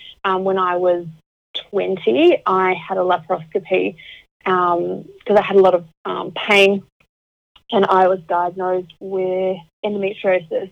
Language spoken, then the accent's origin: English; Auckland, New Zealand; moved away as an adult; now in Melbourne, Australia; I'm originally from Auckland in New Zealand, but I'm now living in Melbourne with my husband